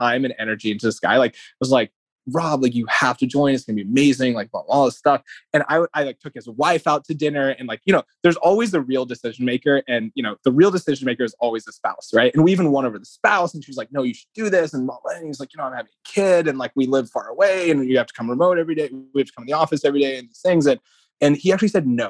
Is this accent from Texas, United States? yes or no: yes; Lubbock, Texas, United States; moved away; me growing up in Lubbock